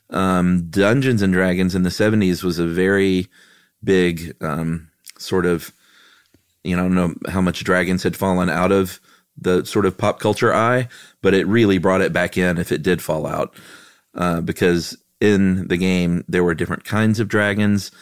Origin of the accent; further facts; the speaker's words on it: Houston, Texas, United States; I grew up in Houston, Texas